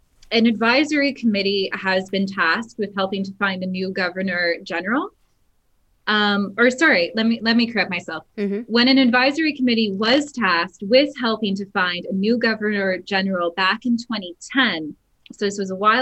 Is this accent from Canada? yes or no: yes; Canada; I'm Dutch Canadian